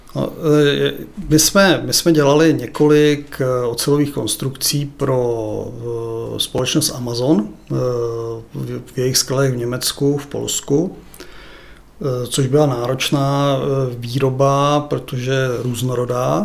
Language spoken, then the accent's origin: Czech; České Budějovice, South Bohemian Region, Czechia; also born or lived in Brno; já jsem se narodil v Brně, pak mě sem zavlekli rodiče